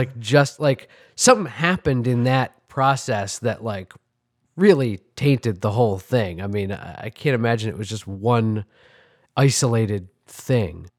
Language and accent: English; New York City, New York, United States; I grew up on, in Manhattan on the Upper West Side